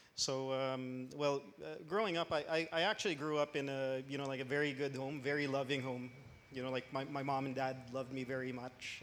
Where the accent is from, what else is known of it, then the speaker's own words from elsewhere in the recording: Philippines; moved away as an adult; also born or lived in Los Angeles, United States; now in Canada; I grew up in the Philippines